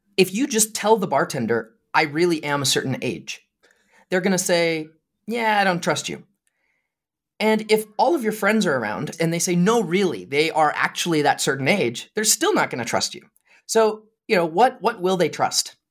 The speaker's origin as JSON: {"language": "English", "town": "Lewiston", "region": "Idaho", "country": "United States", "tie": "born or raised there", "moved": "as an adult", "lives_now": "Utah, United States", "said": "I grew up in Lewiston, Idaho, which is a town in northern Idaho"}